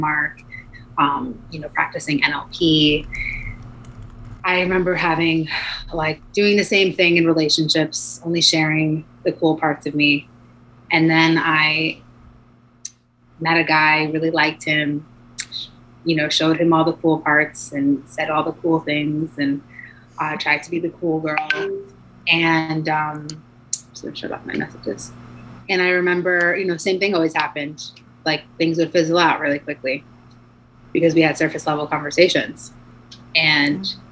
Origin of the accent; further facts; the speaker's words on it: New York, United States; I'm from New York